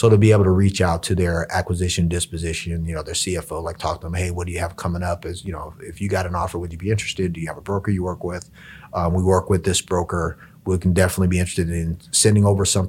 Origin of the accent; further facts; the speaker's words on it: Hawaii, United States; I was kind of born and bred in Hawaii